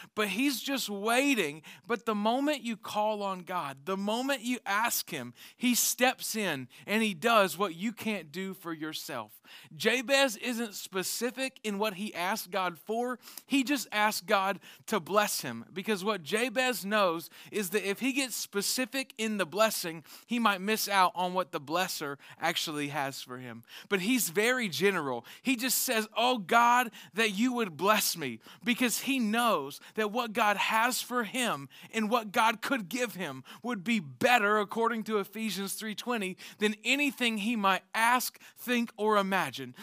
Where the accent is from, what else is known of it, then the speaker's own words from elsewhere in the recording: the South, United States; we're from the South